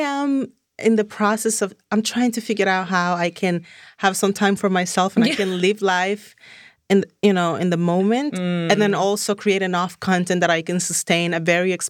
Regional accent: Dominican Republic; English is a second language; moved away as an adult; now in Los Angeles, United States; I'm originally born and raised in Dominican Republic.

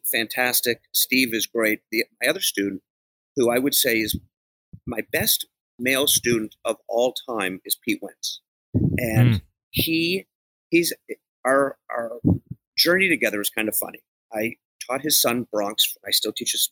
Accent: Canada; now in Los Angeles, United States; I'm from Canada originally

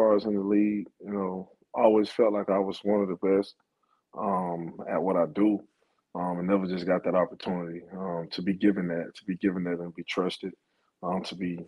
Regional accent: Phenix City, Alabama, United States; growing up in Phenix City, Alabama, and being in a one-bedroom with two

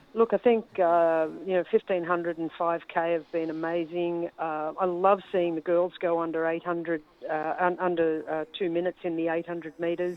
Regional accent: Australia; as an Australian

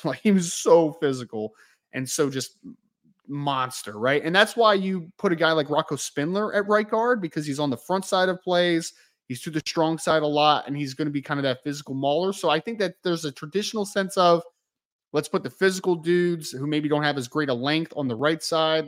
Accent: outside of Philadelphia, Pennsylvania, United States; I grew up outside of Philly

